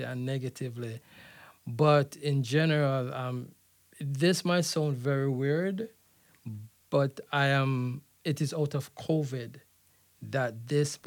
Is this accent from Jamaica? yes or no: yes; Jamaica; moved away; also born or lived in Canada / Florida; growing up in Jamaica